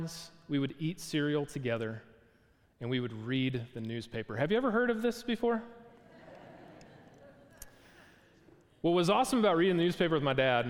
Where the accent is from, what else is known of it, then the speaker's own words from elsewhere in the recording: Milwaukee, Wisconsin, United States; I was a kid growing up in Milwaukee, Wisconsin.